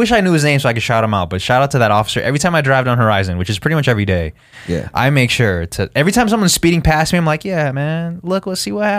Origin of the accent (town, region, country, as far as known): Henderson, Nevada, United States